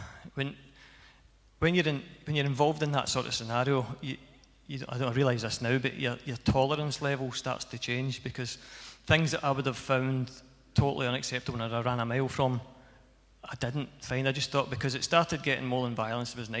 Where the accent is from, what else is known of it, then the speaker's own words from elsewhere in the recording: Cumnock, Scotland, United Kingdom; I came from Cumnock.